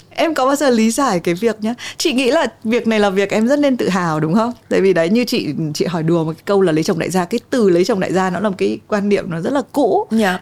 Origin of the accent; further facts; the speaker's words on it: Vietnam; mình đến từ Việt Nam